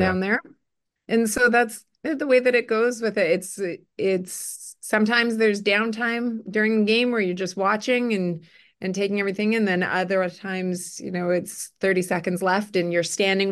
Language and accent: English; Winnipeg, Manitoba, Canada; also born or lived in Burnaby, British Columbia; I grew up in Winnipeg